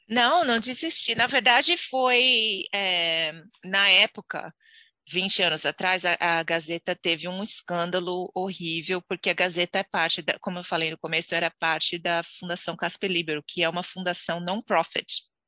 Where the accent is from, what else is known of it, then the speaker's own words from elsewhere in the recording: Santos, São Paulo, Brazil; moved away as an adult; now in New Zealand; nasci em Santos, ehm, litoral de São Paulo.